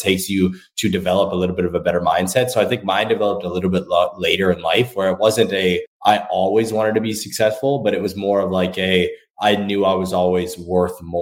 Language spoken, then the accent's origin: English; Thunder Bay, Ontario, Canada; growing up in Thunder Bay, Ontario